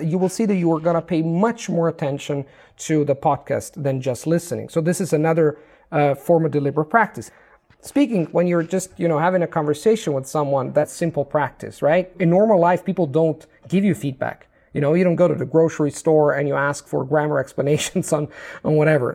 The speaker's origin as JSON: {"language": "English", "country": "Italy", "first_language": "Italian", "second_language": "English", "said": "my native language is Italian."}